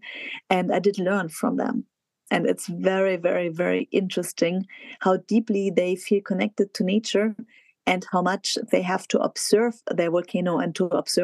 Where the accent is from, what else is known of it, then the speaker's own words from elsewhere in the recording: south of Munich, Bavaria, Germany; my hometown south of Munich, home village south of Munich